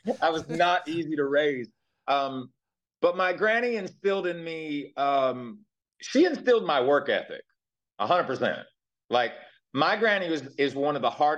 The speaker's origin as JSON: {"language": "English", "town": "Knoxville", "region": "Tennessee", "country": "United States", "tie": "born or raised there", "also_born_or_lived": "Jacksonville, Florida / Thousand Oaks, California", "moved": "as an adult", "said": "I grew up in Knoxville, Tennessee, which is known for the Tennessee Vols."}